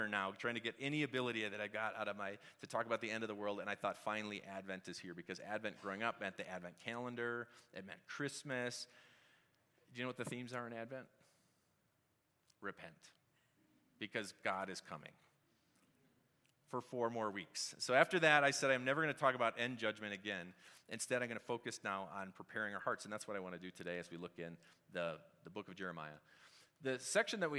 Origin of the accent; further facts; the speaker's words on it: Wisconsin, United States; now in Colorado, United States; I'm from Wisconsin.